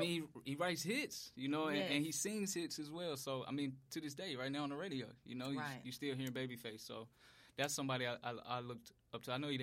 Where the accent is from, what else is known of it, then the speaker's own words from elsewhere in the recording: Memphis, Tennessee, United States; Ooh, I'm from Memphis.